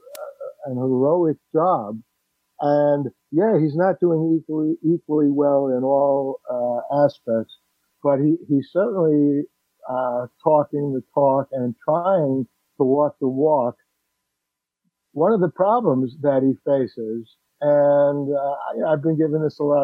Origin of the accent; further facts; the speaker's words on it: New York City, New York, United States; I grew up in the Bronx